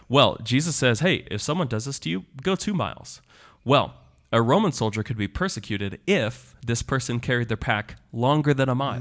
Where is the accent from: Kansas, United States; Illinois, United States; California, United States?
Kansas, United States; moved away; I'm from the Great Plains